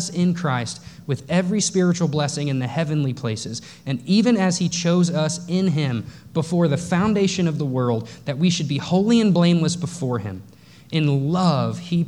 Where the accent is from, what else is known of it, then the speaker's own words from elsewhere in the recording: North Texas, United States; I grew up in the Bible Belt. I grew up in North Texas.